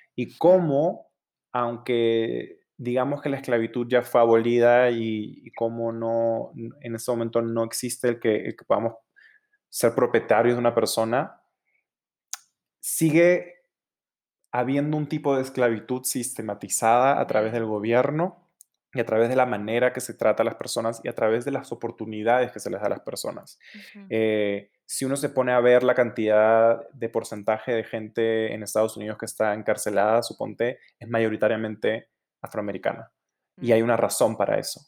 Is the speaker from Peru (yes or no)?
yes; Peru; moved away; also born or lived in Los Angeles; nací, me crié en Perú